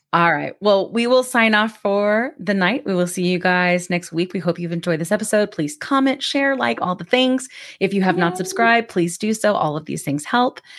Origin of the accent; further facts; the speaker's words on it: Georgia, United States; I'm from Georgia